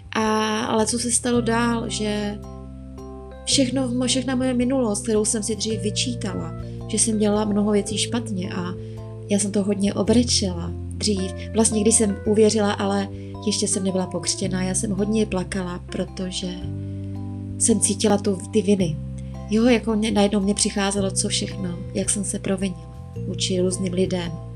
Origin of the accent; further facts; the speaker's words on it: Moravia, Czechia; moved away as an adult; now in Prague, Czech Republic; Pocházím z Moravy, v Praze bydlím třetím rokem.